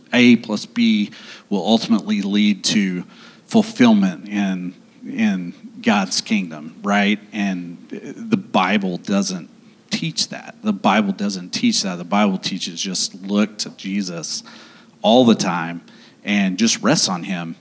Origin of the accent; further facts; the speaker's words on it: Owasso, Oklahoma, United States; moved away as an adult; also born or lived in Dallas; now in Oklahoma City, United States; I grew up in Owasso.